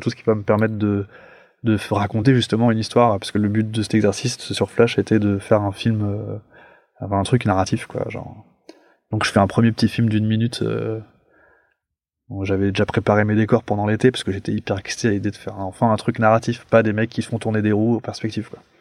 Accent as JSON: {"language": "French", "town": "Paris", "region": "Île-de-France", "country": "France", "tie": "born or raised there", "said": "je suis un Parisien, moi, genre vraiment pure, pure souche, et, donc je vivais dans un appartement"}